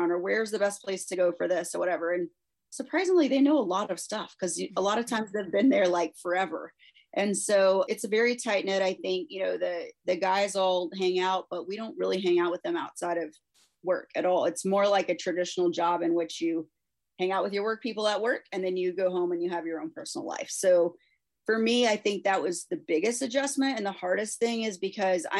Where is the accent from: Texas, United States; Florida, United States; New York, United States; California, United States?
Texas, United States; I grew up in Texas.